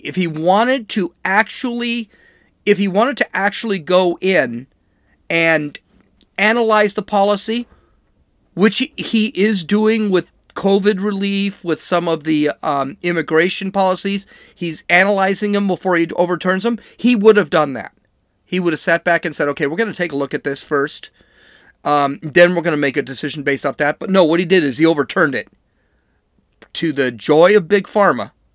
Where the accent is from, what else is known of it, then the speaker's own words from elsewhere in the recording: California, United States; I'm from California